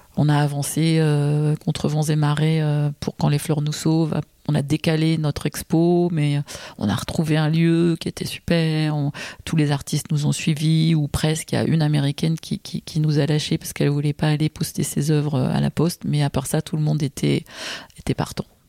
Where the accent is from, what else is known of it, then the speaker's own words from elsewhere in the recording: Paris, Île-de-France, France; je suis née à Paris, je vis à Paris, je suis une inconditionnelle de cette ville